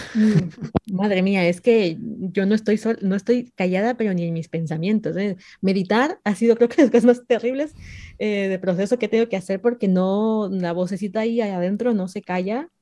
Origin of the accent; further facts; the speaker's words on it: Mexico; yo soy mexicana